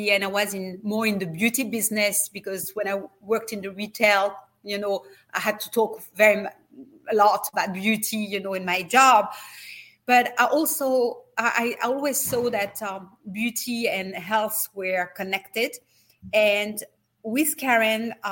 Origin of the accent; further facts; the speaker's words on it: France; accent: French; English is a second language; now in United States; need to have a better accent if I'm continuing to live in the States as I do. You know, I still have my French accent.